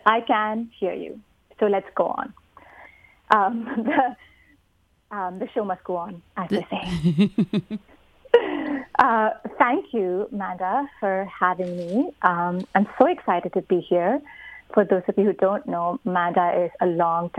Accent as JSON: {"language": "English", "country": "India", "tie": "born or raised there", "moved": "yes", "lives_now": "Vancouver, Canada", "said": "I grew up in India"}